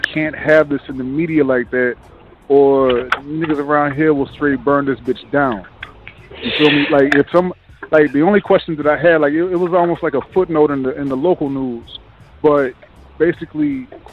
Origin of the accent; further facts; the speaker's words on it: South Carolina, United States; also born or lived in Hilton Head, South Carolina / Columbia, South Carolina; now in Miami, United States; I'm originally from Hilton Head, South Carolina, Columbia, South Carolina, the whole state of South Carolina